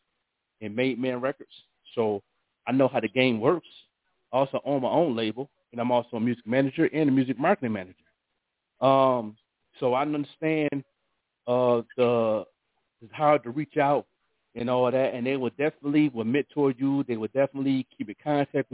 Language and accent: English; Buffalo, New York, United States; artists in Buffalo in my hometown